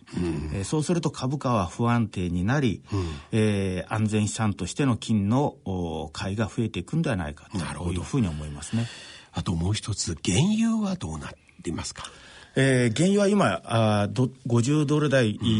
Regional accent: Noto Peninsula, Ishikawa, Japan; 私の田舎は石川県の能登半島

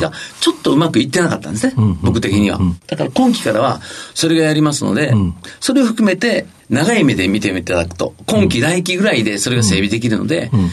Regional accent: Kyoto, Japan; 京都生まれです。

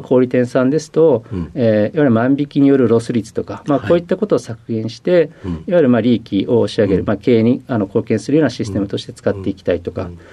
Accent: Koriyama, Fukushima, Japan; えー、福島県の郡山市というところです

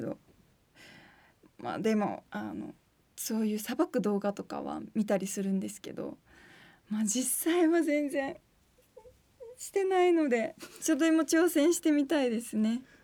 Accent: Fukuoka, Japan; now in Tokyo, Japan; 私の実家の前がパン屋さんだったんですよそれでパンの香りを嗅ぎながらいつも帰宅してたので東京に来てちょっと軽いホームシックにかかった時に、はい、パン屋の香りを嗅ぐとちょっと福岡を思い出す

